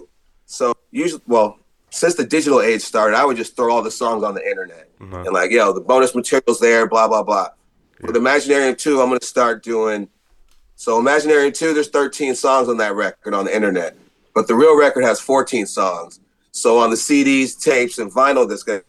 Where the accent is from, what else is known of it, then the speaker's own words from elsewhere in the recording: Alameda, California, United States; I grew up in Alameda.